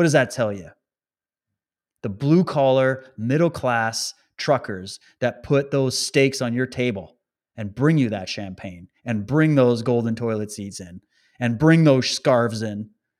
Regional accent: Saskatchewan, Canada; also born or lived in Calgary; Well, I was born in Calgary. I was raised in Saskatchewan, London. I've lived all over Canada. I'm as Canadian as you get.

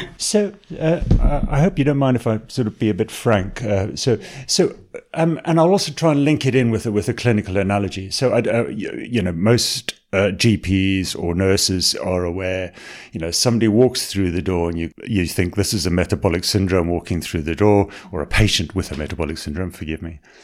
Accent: South Africa; accent: South African; also born or lived in Botswana / Tanzania / Salford; now in Manchester, United Kingdom; I was born in Botswana. I grew up in South Africa. You might recognize I've got a little bit of a South African twinge there

